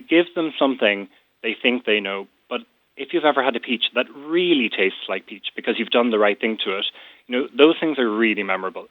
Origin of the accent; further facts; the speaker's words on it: North County Cork, Munster, Ireland; I'm from North County Cork